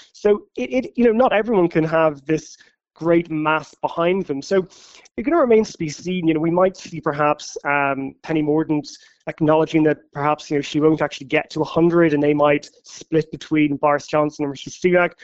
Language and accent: English; Ireland; now in London, United Kingdom; as an Irish journalist in London